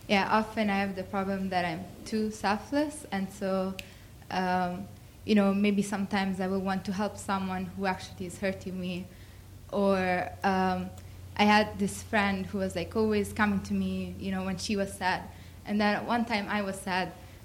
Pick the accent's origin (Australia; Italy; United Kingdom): Italy; moved away; I was raised in Italy